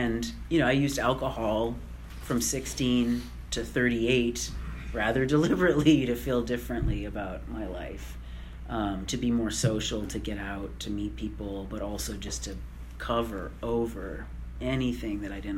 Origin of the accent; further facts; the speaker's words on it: Canada; now in United States; I'm Canadian, right? So I'm here with a green card